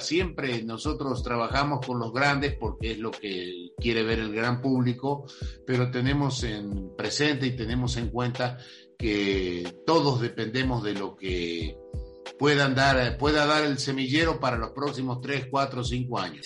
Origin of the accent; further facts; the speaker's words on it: Argentina; now in Mexico; yo nací en Argentina, para los que no lo saben, y eh, vivía en un pueblo chico